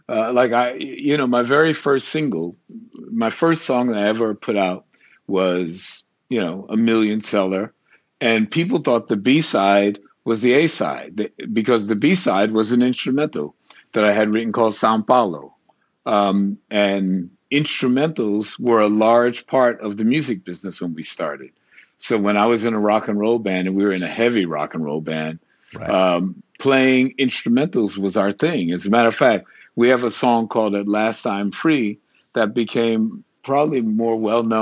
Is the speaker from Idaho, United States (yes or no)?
no; New York City, New York, United States; So when I, uh, so I'm a New Yorker, and uh, but I'm sort of bi-coastal.